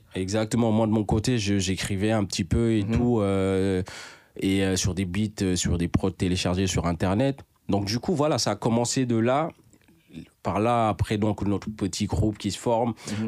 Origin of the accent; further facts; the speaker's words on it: Dakar, Senegal; also born or lived in Bakel, Senegal; je viens du Sénégal, de Dakar même si je suis né à Bakel, Bakel